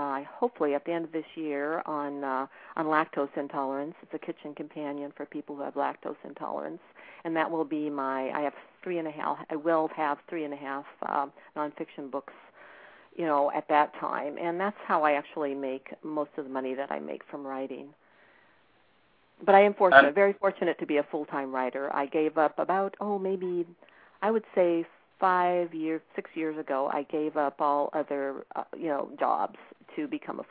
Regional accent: Montana, United States; moved away as an adult; now in Sunnyvale, United States; I live in Sunnyvale, California. I lived here for the last 30-some years, but I grew up in Montana, little wheat farming town

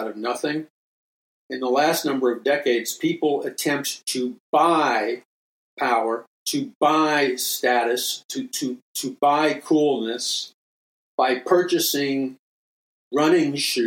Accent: New York City, New York, United States; when I grew up in Jackson Heights, Queens, and in New York City

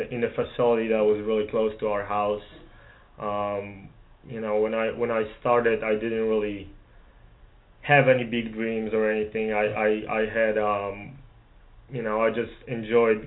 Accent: Poland; moved away as an adult; now in Dallas, United States; I'm from Poland. I'm currently in law school at SMU. When I was little, my dad was a professional soccer player, mm-hmm. and my family always wanted me to play sports. You know, growing up in a communist country

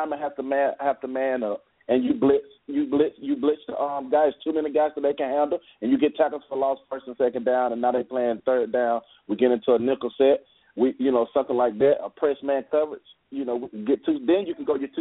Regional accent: Birmingham, Alabama, United States; I'm actually from Birmingham

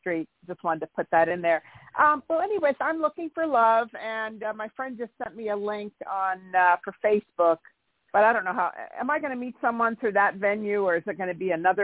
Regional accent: Santa Barbara, California, United States; I'm from Santa Barbara.

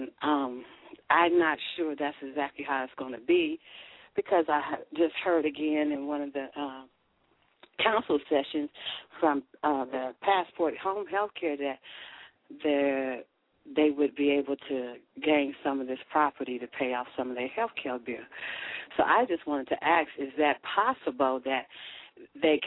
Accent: Lima, Ohio, United States; I'm from Lima, Ohio

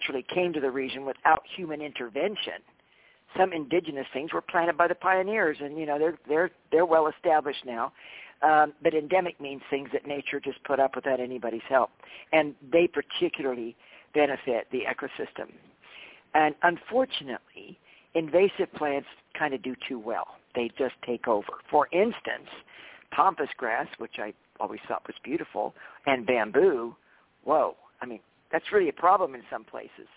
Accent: Mount Shasta, California, United States; moved away; I grew up in Mount Shasta

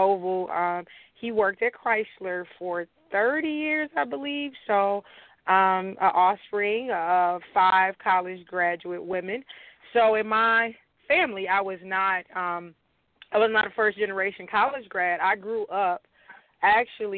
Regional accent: Detroit, Michigan, United States; I am from Dexter in the Joy Road area

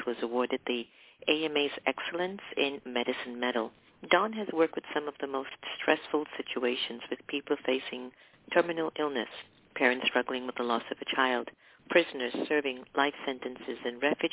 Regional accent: Mumbai, Maharashtra, India; born in Bombay, India, my hometown

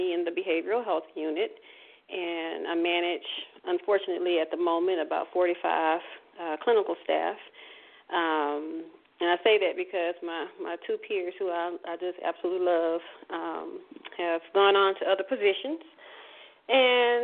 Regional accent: Port Arthur, Texas, United States; also born or lived in Austin, Texas / Dallas, Texas; I am originally from Port Arthur, Texas, one of the greatest, smallest cities in the world.

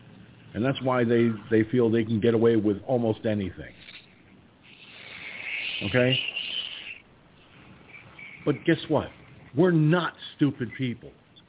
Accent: Poughkeepsie, New York, United States; No, I'm from New York. And even my own regular voice, which I'm using right now, does not sound like a New York accent.

